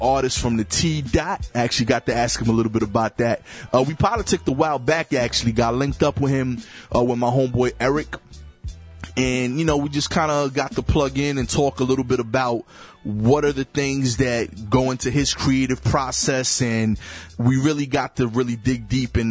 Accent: New York City, New York, United States; I'm from Brooklyn

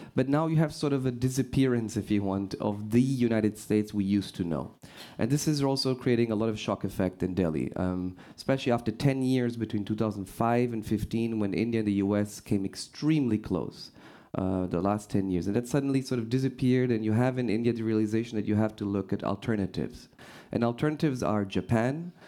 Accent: Portugal; moved away; I'm originally from Portugal

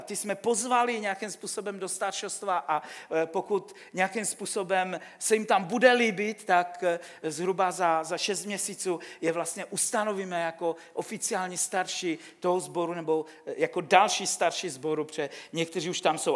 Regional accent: Silesia, Czechia; já pocházím ze Slezska

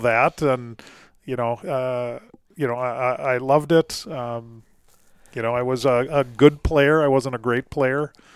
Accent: Duluth, Minnesota, United States; growing up in Duluth, Minnesota

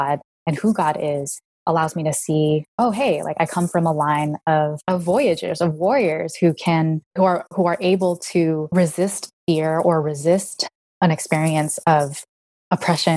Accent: San Jose, California, United States; I was born in San Jose in California

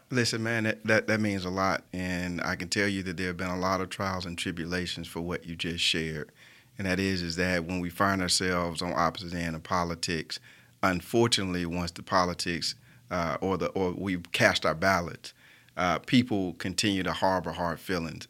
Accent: Birmingham, Alabama, United States; what makes me so Birmingham is that I was born and raised here.

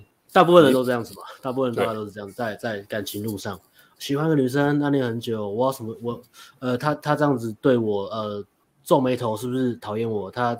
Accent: Sanchong, New Taipei, Taiwan; 我印象最难忘就是卖豆花的阿美，在在我老家的

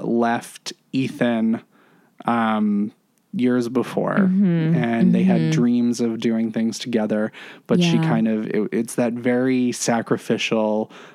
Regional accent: Massachusetts, United States; I'm from Massachusetts.

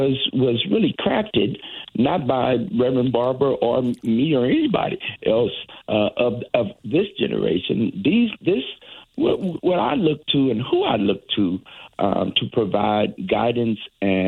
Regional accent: St. Louis, Missouri, United States; now in Connecticut, United States; I'm from St. Louis originally, and I grew up in the town just west of a place we all know now, Ferguson.

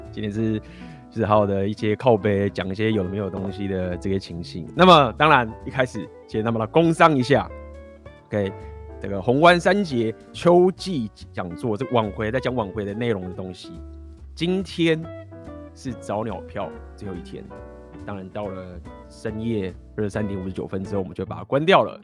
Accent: Taiwan; 我是台湾人

